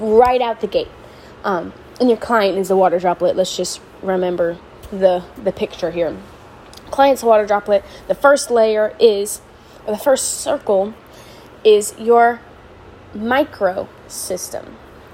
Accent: the South, United States; Where I'm from, I'm from the South

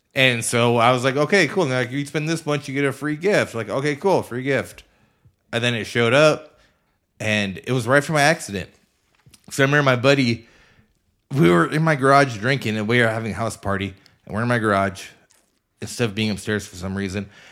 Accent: Converse County, Wyoming, United States; growing up in Covers County and working for Union Pacific for sixteen years

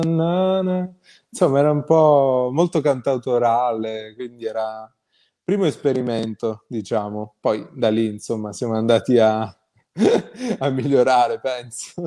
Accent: Calabria, Italy; io sono calabrese

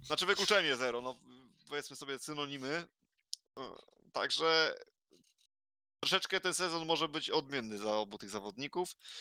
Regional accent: Zielona Góra, Lubusz Voivodeship, Poland; jestem z Zielonej Góry

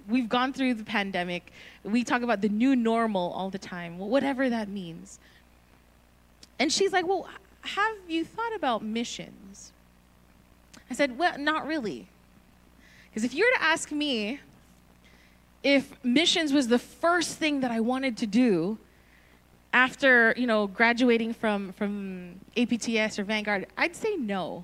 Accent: Northern Mariana Islands; also born or lived in Philippines; now in California, United States; I was born in the Philippines. When I was 6 years old, we moved to Saipan, so I was raised on the tiny island of Saipan

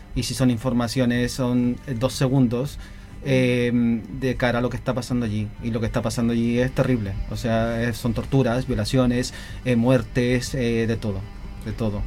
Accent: Chile; also born or lived in Galicia, Spain; now in Spain; no nos fuimos de Chile

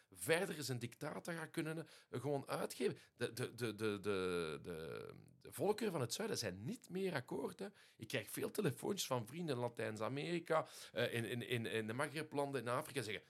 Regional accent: Liège, Wallonia, Belgium; first language Dutch; maar ik ben aan Frans naar school geweest. Ah, ja, dus vanaf, vanaf drie jaar in het Luikse. En dus mijn moedertaal, dus de taal van mijn moeder, dat is Nederlands

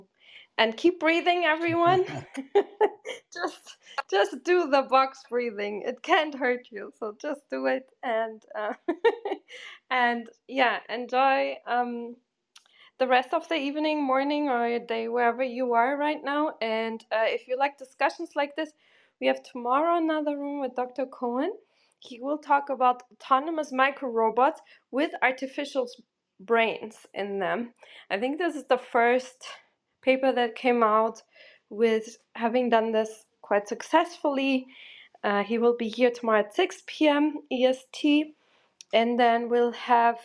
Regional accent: Portugal; I'm from Portugal

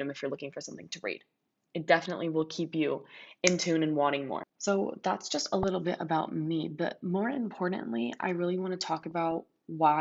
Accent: Ladera Ranch, California, United States; also born or lived in Mission Viejo, California; now in Los Angeles, United States; raised in Madera Ranch, California, and I've lived in Southern California my entire life

